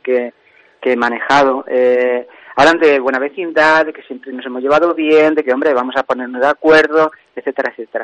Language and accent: Spanish; Santiago del Collado, Castile and León, Spain; Santiago de la Valle, el pueblo donde yo nací